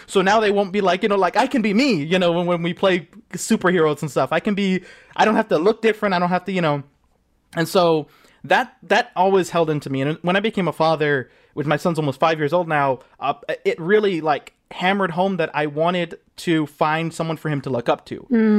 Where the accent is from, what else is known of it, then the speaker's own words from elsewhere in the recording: Los Angeles, California, United States; I grew up in a predominantly white town. What was the name? San Pedro.